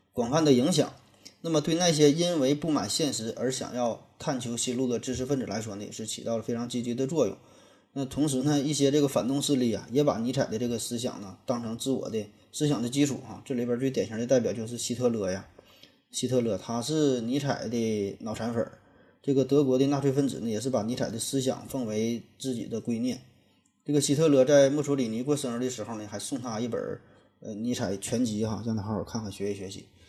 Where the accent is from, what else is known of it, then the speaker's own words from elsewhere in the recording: China; 我们中国人呐，从来也不缺乏信仰